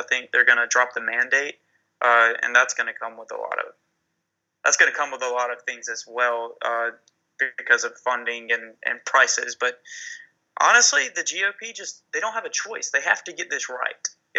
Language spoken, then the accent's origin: English; the South, United States; accent: southern; my southern accent is coming out way too thickly